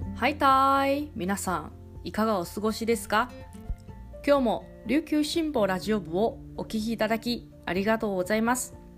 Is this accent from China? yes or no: no; Kaohsiung, Taiwan; now in Okinawa, Japan; 今日は私はリモートで地元の台湾からラジオ配信をしております